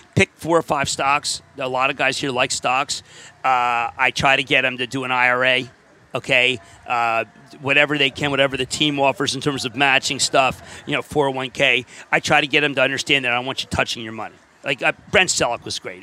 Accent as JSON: {"language": "English", "town": "Springfield", "region": "Pennsylvania", "country": "United States", "tie": "born or raised there", "moved": "as an adult", "lives_now": "Brooklyn, United States", "said": "I'm from Springfield, 1401 Cromwell Road. Went to Springfield High, and uh, my 45th reunion coming up this year"}